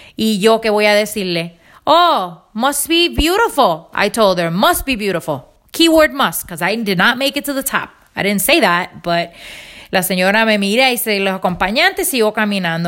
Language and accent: Spanish; Rincón, Puerto Rico; now in Pennsylvania, United States; yo vengo de mi isla de Puerto Rico